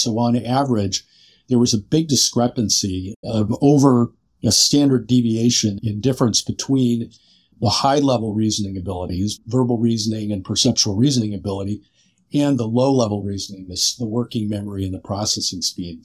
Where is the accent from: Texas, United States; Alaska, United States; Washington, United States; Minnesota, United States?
Washington, United States; Seattle; also born or lived in San Francisco / Chicago; moved out to Seattle, which was my hometown